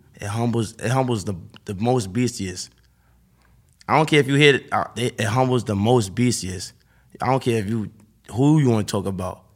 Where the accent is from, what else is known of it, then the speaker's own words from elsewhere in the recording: New York City, New York, United States; I'm from Harlem